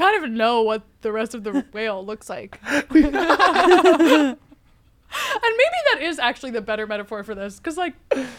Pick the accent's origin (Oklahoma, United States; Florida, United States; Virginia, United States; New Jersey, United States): New Jersey, United States; Jersey Shore; now in New York City, United States; I'm from the Jersey Shore.